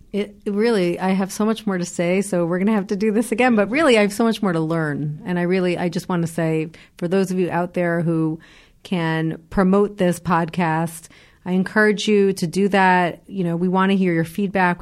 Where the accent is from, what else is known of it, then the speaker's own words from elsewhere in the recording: United States; moved away as an adult; now in Israel; as an American myself